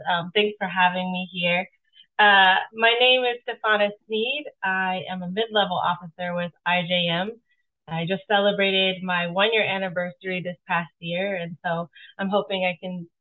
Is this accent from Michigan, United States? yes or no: no; Seattle, Washington, United States; I am born and raised in Seattle, Washington